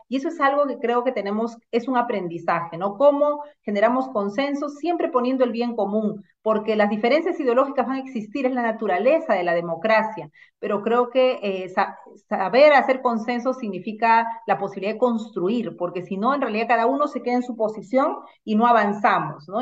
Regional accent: Lima, Peru; also born or lived in Ancash, Peru; Yo soy eh, natural de Ancash, he nacido allá, he vivido toda mi infancia allá y vine a Lima eh, a los seis años a estudiar a un barrio como Caraballo

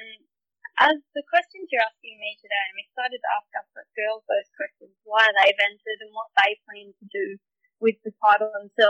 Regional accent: Eugowra, New South Wales, Australia; we have lived on this property since settling here. I am sixth generation Eugowra farming family

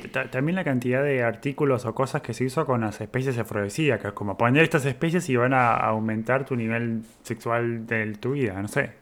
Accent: Argentina; en Argentina tenemos una gran descendencia italiana

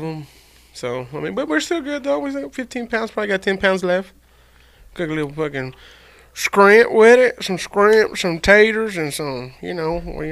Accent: West Texas, United States; We're from West Texas

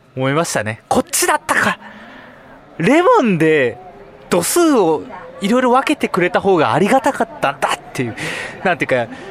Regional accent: Sapporo, Hokkaido, Japan; 私生まれも育ちも札幌

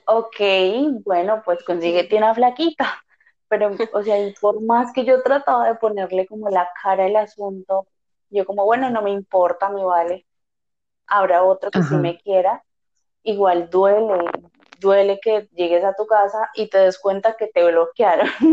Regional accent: Guanajuato, Mexico; Soy de Guanajuato, México

